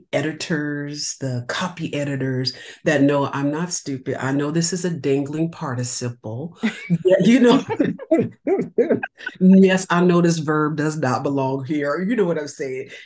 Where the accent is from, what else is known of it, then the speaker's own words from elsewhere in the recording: California, United States; No, I'm not. I'm from California.